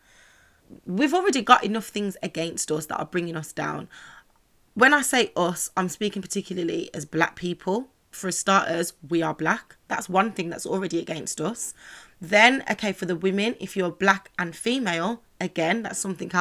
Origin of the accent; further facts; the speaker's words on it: Birmingham, West Midlands, United Kingdom; I'm from Birmingham, so classic places would be Dudley Road, Soho Road